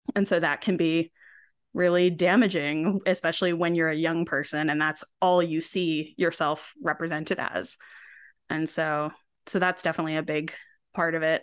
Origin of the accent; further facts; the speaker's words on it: Binghamton, New York, United States; moved away as an adult; I ended up actually moving back to my hometown, Binghamton, New York, for a while and still here.